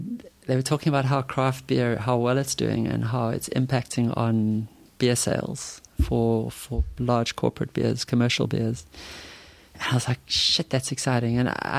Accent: Durban, KwaZulu-Natal, South Africa; also born or lived in Umhlanga

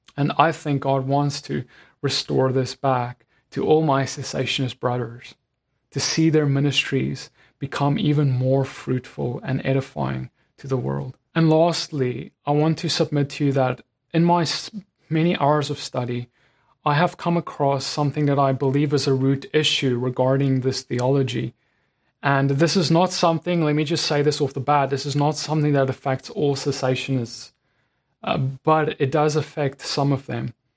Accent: South Africa; As a South African

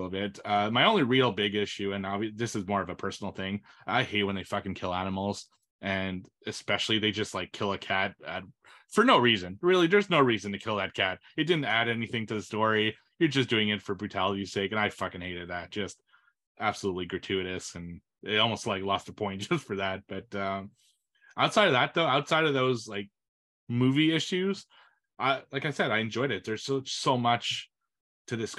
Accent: Canada; I'm not French from France.

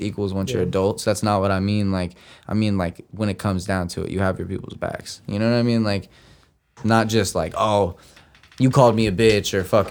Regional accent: Santa Rosa, California, United States; We're from Santa Rosa.

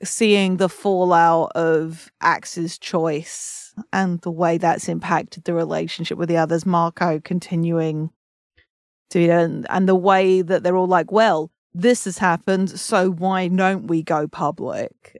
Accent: England, United Kingdom; as an English person

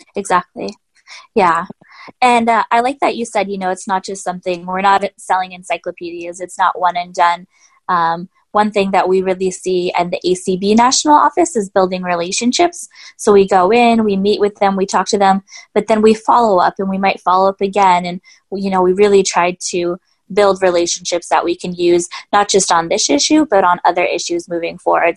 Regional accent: Southern California, United States; I'm originally from California and I qualified for paratransit in Southern California where I grew up

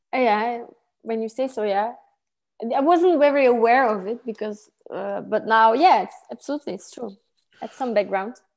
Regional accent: Antwerp, Flanders, Belgium; I grew up in a town called Kątych in Antwerp.

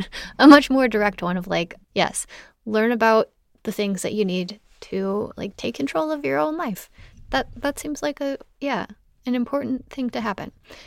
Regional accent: the Bible Belt, United States; I'm just having flashbacks to growing up in the Bible Belt in the United States.

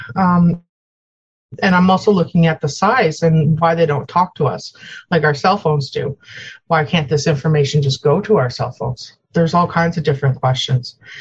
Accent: Ontario, Canada; also born or lived in Newfoundland; I grew up in Ontario and Newfoundland. I spent my summers in Newfoundland

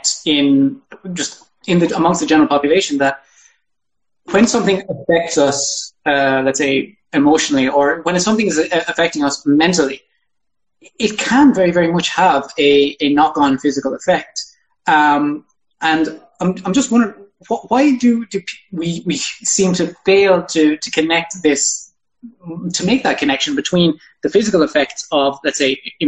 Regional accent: Ireland; now in United Kingdom; I'm from Ireland and I'm from a rural region in Ireland

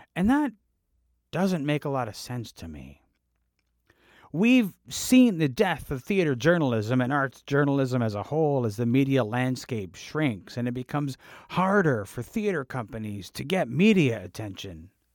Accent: Canada; being Canadian

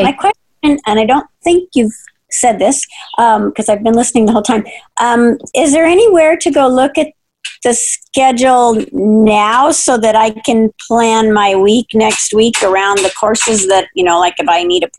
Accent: San Diego, California, United States; now in Grants Pass, United States; I'm really from San Diego, but I've lived here for almost 50 years.

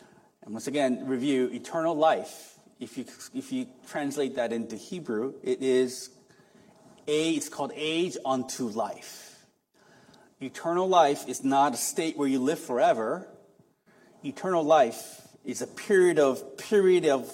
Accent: South Korea; moved away; I was raised in Korea. I'm an apartment fellow. I feel comfortable in concrete jungle.

